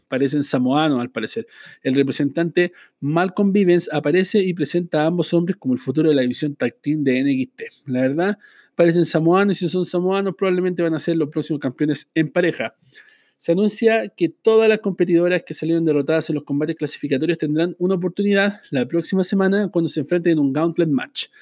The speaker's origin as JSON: {"language": "Spanish", "country": "Chile", "said": "Yo soy de Chile"}